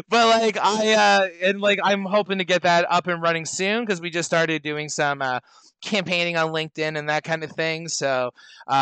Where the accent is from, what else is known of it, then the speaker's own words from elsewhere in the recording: Canada; I'm a Canadian